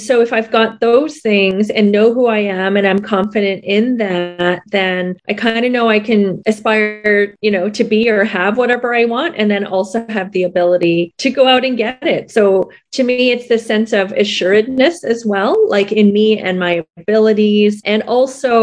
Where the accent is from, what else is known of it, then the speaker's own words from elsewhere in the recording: Toronto, Ontario, Canada; moved away as an adult; now in Vancouver, Canada; I was born and raised in Toronto